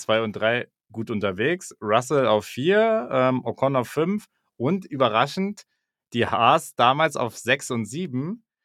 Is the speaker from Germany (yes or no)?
yes; Germany; so als Deutscher